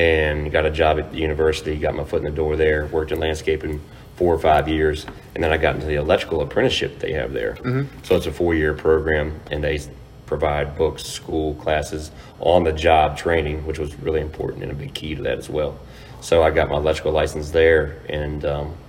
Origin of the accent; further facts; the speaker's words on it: Fluvanna County, Virginia, United States; Born and raised here, lived in Lake Monticello, and still living here in Flavanna